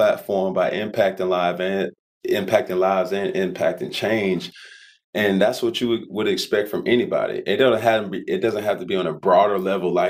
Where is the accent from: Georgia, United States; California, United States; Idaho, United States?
Georgia, United States; Atlanta; growing up in Atlanta